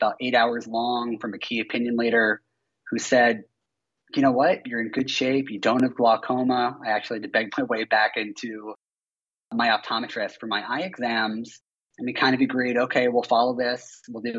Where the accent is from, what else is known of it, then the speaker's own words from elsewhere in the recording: Philadelphia, Pennsylvania, United States; moved away; I'm from Philadelphia